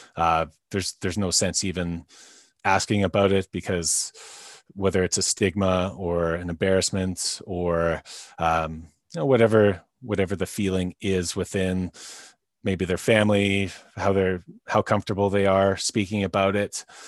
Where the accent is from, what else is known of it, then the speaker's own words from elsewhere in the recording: North Vancouver, British Columbia, Canada; I'm from North Vancouver, uh, B C, Canada